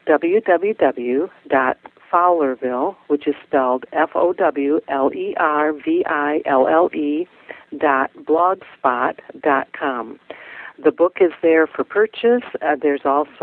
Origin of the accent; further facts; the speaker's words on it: Michigan, United States; my home state